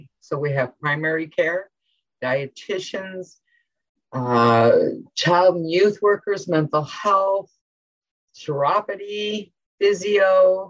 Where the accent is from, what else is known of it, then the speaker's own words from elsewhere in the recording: Sheguiandah First Nation, Manitoulin Island, Ontario, Canada; now in London, Canada; I'm originally from Chigang First Nation up on Manitoulin